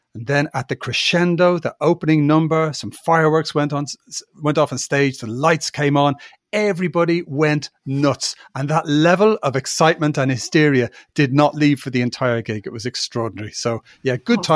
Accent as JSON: {"language": "English", "country": "Ireland", "also_born_or_lived": "United Kingdom", "moved": "as an adult", "said": "I'm from Ireland and you know but I'm an Irish citizen"}